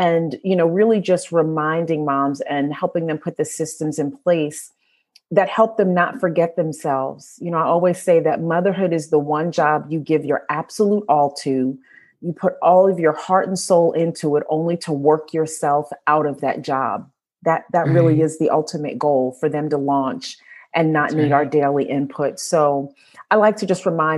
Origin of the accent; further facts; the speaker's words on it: New York, United States; moved away as an adult; also born or lived in Midwest; now in Northern Virginia, United States; I'm a native New Yorker, born and raised in New York, currently living in Northern Virginia